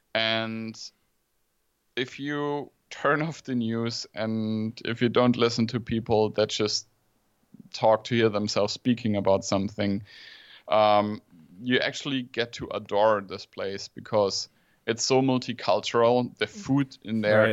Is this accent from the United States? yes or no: no; Germany; in Germany we we always like to see the negative